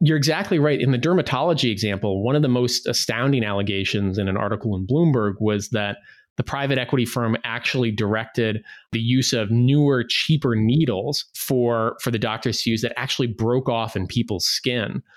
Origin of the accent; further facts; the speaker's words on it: Midwest, United States; I grew up in the Midwest